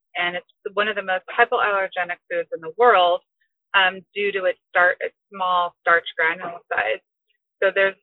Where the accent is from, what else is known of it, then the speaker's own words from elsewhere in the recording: Southern California, United States; moved away as an adult; also born or lived in Hawaii; now in Oahu, United States; I was brought up in Southern California